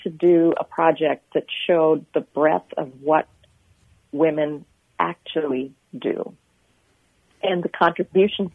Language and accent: English; Pakistan; moved away; also born or lived in Nigeria; I grew up in, I come from Pakistan originally. That's where my parents are from.